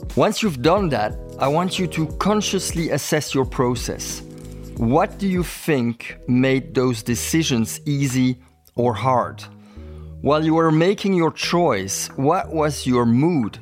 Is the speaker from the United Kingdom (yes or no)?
no; Belgium; I'm from Belgium.